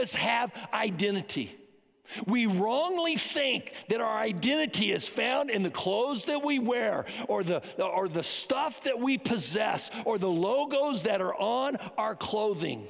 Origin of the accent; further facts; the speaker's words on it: United States; I am an American. I am proud that I am an American